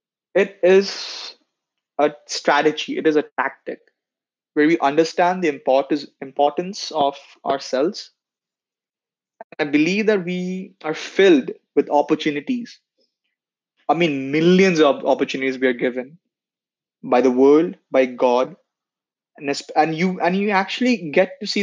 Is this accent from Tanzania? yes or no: yes; Dar es Salaam, Tanzania; also born or lived in India; now in Canada; I was born in India, but I have spent half of my childhood in a country called Tanzania, Dar es Salaam.